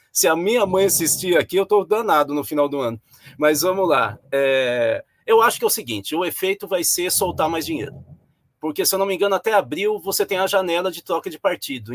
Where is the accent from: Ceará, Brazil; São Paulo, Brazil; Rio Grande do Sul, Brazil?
São Paulo, Brazil; sou paulista, eu sou paulista